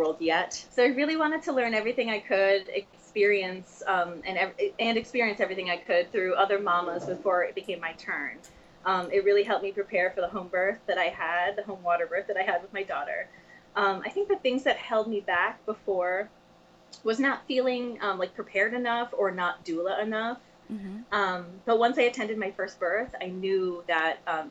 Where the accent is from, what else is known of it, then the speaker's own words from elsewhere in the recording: Connecticut, United States; I am from Connecticut